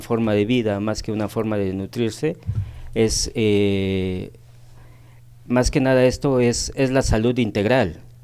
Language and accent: Spanish; Tehuacán, Puebla, Mexico; moved away as an adult; now in Cancún, Mexico; soy originario de aquí de Tehuacán, nací en Tehuacán. Ya radico aproximadamente más de 23 años en la ciudad de Cancún